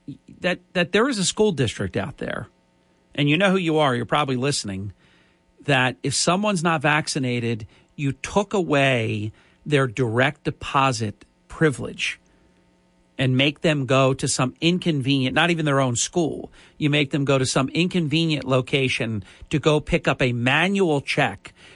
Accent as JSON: {"language": "English", "town": "Ventnor City", "region": "New Jersey", "country": "United States", "tie": "born or raised there", "said": "in Ventnor, in my hometown"}